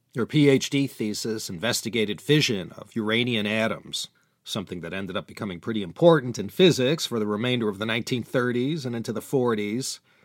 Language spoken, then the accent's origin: English; United States; my home country, the U S